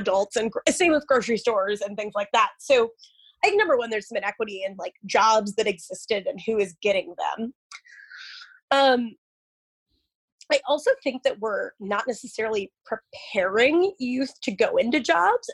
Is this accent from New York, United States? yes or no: no; Omaha, Nebraska, United States; my hometown in Omaha, Nebraska